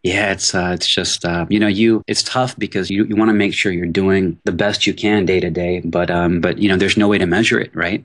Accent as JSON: {"language": "English", "town": "Houston", "region": "Texas", "country": "United States", "tie": "born or raised there", "also_born_or_lived": "New Orleans, Louisiana / Assam, India (ancestry) / Los Angeles", "moved": "as an adult", "said": "born in New Orleans, I grew up in Houston, Texas"}